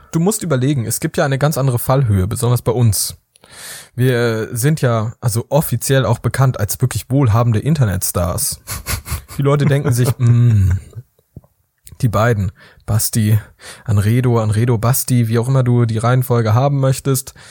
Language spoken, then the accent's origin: German; Rhineland, Germany; bei uns im Rheinland